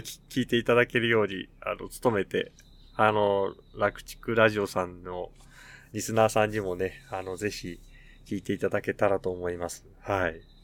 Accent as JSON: {"language": "Japanese", "region": "Tokyo", "country": "Japan", "tie": "born or raised there", "moved": "as an adult", "lives_now": "Nasushiobara, Japan", "said": "私東京の出身なんですけど、東京の実家から"}